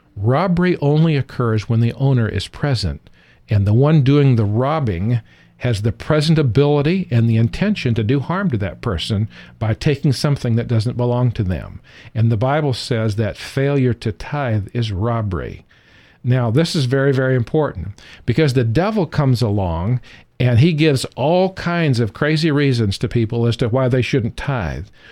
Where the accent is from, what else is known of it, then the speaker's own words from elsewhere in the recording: California, United States; moved away; also born or lived in the South; I was raised in California